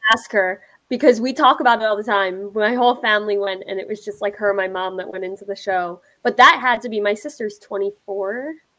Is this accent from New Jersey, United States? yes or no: no; Pennsylvania, United States; moved away; I'm from Pennsylvania, of course.